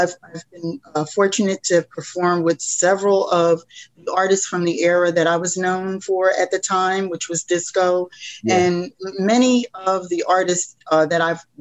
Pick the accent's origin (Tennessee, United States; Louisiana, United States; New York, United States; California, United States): New York, United States; Albany; moved away; also born or lived in Philadelphia, Pennsylvania; Albany, the capital of New York State. It's my hometown